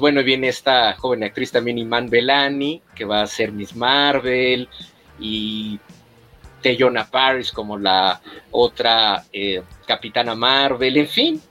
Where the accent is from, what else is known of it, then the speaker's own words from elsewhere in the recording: Mexico; nosotros también como mexicanos